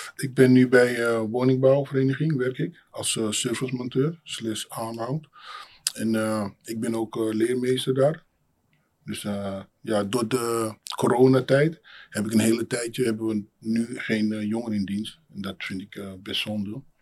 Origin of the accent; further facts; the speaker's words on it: Amsterdam, North Holland, Netherlands; also born or lived in Suriname; geboren in Suriname, opgegroeid in Amsterdam Centrum.